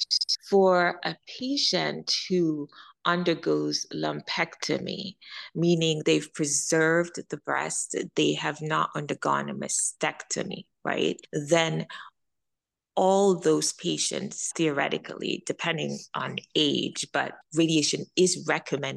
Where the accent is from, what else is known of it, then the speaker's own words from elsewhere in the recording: Jamaica; also born or lived in Midwest, United States; now in United States; I'm an immigrant from Jamaica